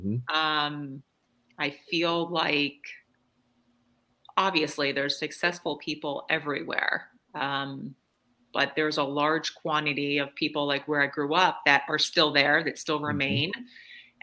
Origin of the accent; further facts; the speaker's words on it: New Jersey, United States; moved away; So I grew up in New Jersey.